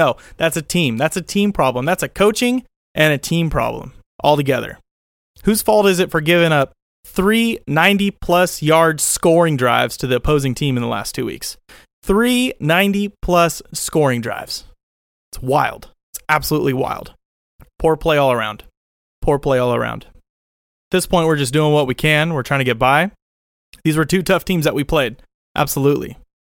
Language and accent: English; Oakland, California, United States; I grew up in Oakland Coliseum almost every game I went to as a kid yelling for the backup to come off the bench